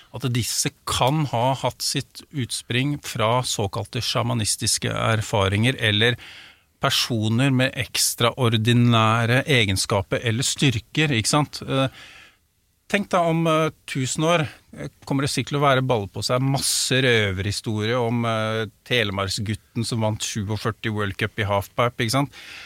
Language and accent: Norwegian; Drammen, Buskerud, Norway; der jeg er oppvokst